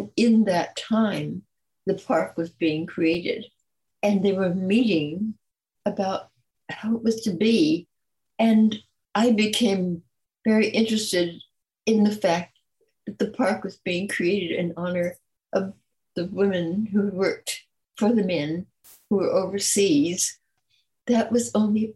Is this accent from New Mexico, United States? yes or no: no; California, United States; also born or lived in Detroit, Michigan / New Orleans, Louisiana; I was born in Detroit, Michigan, left there at the age of three to go back to New Orleans, which was my family's home, and came to California at 6 years old. And I've been here ever since